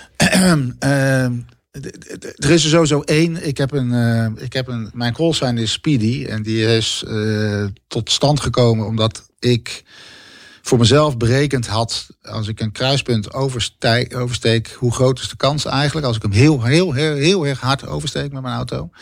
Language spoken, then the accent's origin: Dutch; Bergambacht, South Holland, Netherlands; also born or lived in Schiedam; ik ben geboren in Schiedam. En uiteindelijk naar een dorp gegaan, naar Bergambacht. Uh, waar ik opgroeide met de voetbalvereniging en op de middelbare school